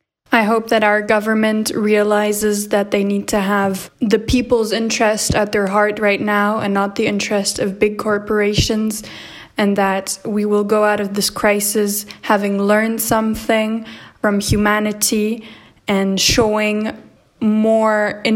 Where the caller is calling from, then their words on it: Strasbourg, Grand Est, France; Today is Wednesday, the 8th of April, 2020, and I'm reporting from Strasbourg, France.